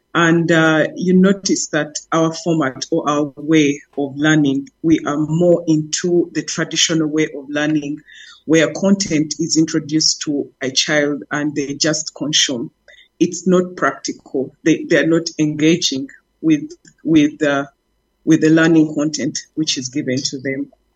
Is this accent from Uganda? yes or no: yes; Uganda; I'm from Uganda